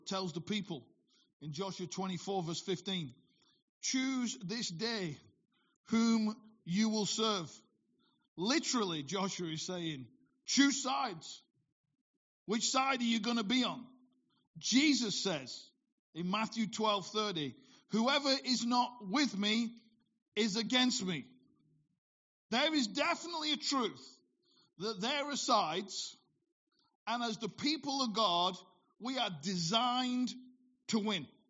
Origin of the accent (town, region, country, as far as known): Bolton, North West England, United Kingdom; born or raised there